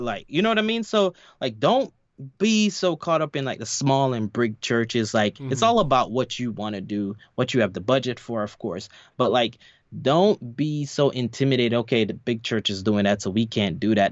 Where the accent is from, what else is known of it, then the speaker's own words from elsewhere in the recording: New York, United States; moved away; my church I grew up in in in New York